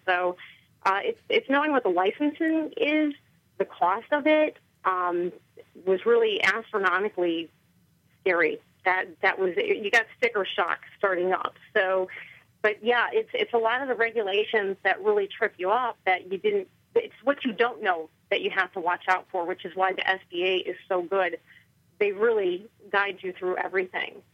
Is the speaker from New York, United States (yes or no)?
no; Chicago, Illinois, United States; moved away as an adult; now in White Oak, United States; I'm originally from Chicago. I was raised in the suburbs of Chicago.